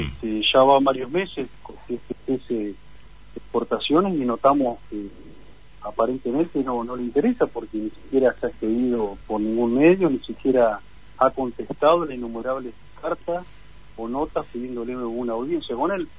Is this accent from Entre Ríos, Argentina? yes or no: yes; Gualeguaychú, Entre Ríos, Argentina; soy de Gualeguaychú